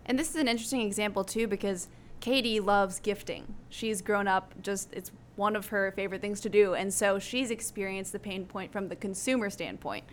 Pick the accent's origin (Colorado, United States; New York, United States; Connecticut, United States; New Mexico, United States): New Mexico, United States; Albuquerque; moved away as an adult; now in San Antonio, United States; I grew up in Albuquerque, New Mexico